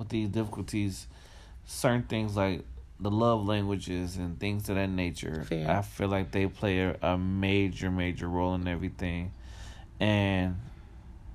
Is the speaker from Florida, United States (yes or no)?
no; Detroit, Michigan, United States; growing up in Detroit, growing up in the North and growing up in the South